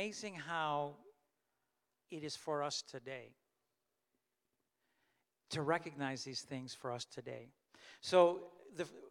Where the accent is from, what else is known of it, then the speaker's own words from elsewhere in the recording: Canada; I was born in Canada and I grew up in Canada